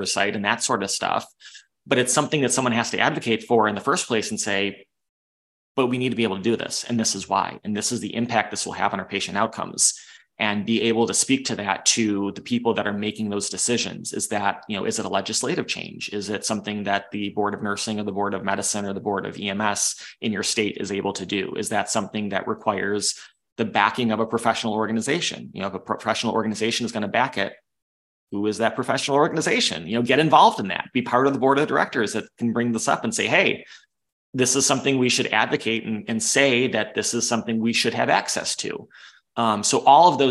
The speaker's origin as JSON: {"language": "English", "region": "Western New York", "country": "United States", "tie": "born or raised there", "said": "I grew up in Western New York"}